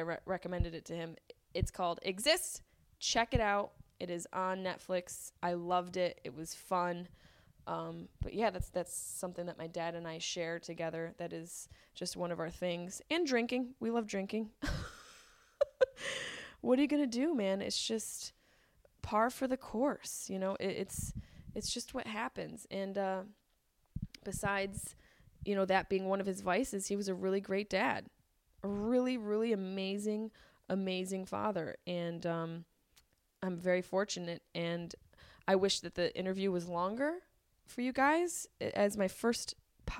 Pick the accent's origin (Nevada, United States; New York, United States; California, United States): New York, United States; Syracuse; moved away as an adult; now in Los Angeles, United States; my hometown of Syracuse, New York